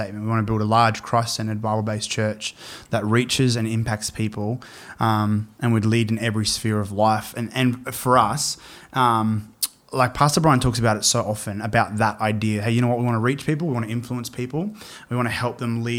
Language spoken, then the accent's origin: English; Brisbane, Queensland, Australia; so I was born in Brisbane. So born in Brisbane, 1990. So I'm 30 years old, and grew up just south of Brisbane.